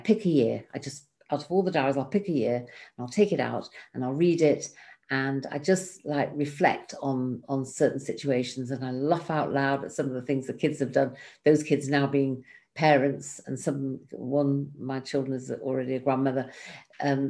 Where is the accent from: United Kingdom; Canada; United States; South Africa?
United Kingdom; England; now in Israel